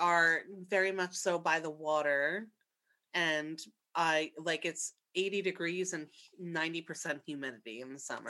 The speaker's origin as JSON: {"language": "English", "region": "New York", "country": "United States", "accent": "New York", "said": "I feel like I speak and all you hear is a New York fucking dirtbag."}